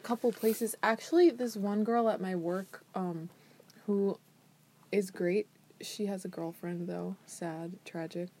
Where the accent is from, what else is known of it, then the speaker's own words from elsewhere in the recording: United States; I'm from America